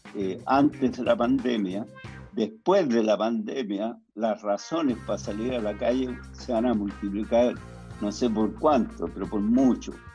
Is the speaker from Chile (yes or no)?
yes; Chile; moved away as an adult; also born or lived in France; tengo mis raíces acá, soy chileno